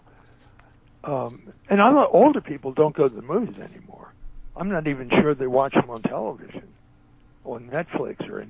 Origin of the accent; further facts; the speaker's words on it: Philadelphia, Pennsylvania, United States; I'm from Philadelphia